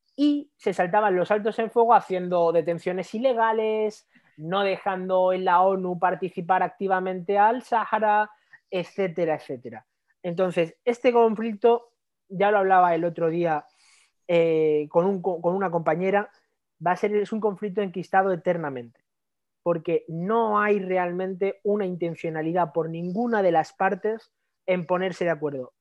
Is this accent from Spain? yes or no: yes; Spain; desde el punto de vista como español